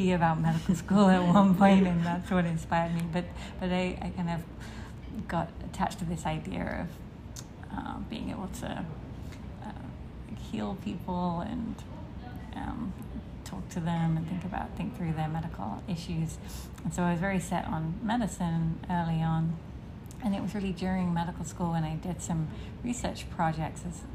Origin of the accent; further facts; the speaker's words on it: London, United Kingdom; moved away as an adult; also born or lived in Cambridge, England / Oxford, England; now in Boston, United States; I am from England originally. I was born in London